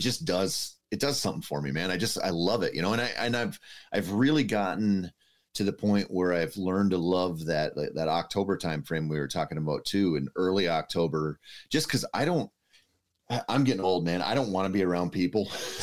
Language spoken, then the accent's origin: English; Minnesota, United States; I think that's just growing up in Minnesota and not hunting the rut.